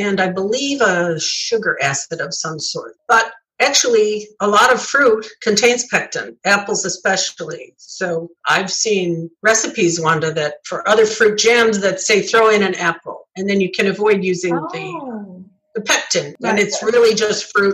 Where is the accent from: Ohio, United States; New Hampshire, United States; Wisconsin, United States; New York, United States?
New York, United States; It was a staple in everyone's home where I grew up in New York State